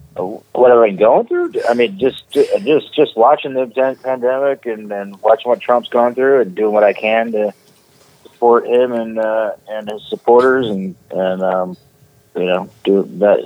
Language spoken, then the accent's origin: English; the Bay Area, California, United States; moved away as an adult; also born or lived in Ohio; now in Cincinnati area, Ohio, United States; the Bay Area, California